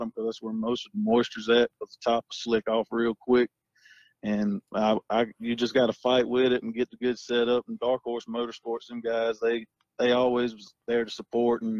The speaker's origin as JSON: {"language": "English", "region": "South Carolina", "country": "United States", "said": "I'm from South Carolina"}